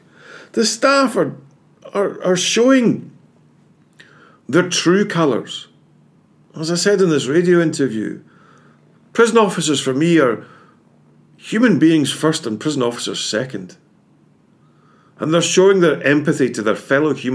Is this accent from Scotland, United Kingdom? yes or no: yes; Scotland, United Kingdom; I'm Scottish, you can probably tell